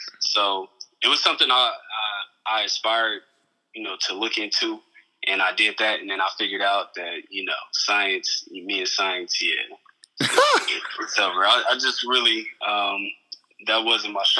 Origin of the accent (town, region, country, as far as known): Indiana, United States; born or raised there; moved away as an adult; also born or lived in San Diego; now in Phoenix, United States